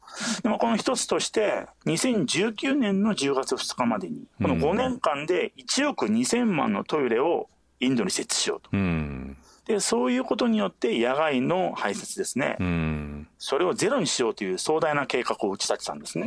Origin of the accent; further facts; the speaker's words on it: Hokkaido, Japan; moved away; also born or lived in New Delhi; 私も、あのー、北海道の出身ですし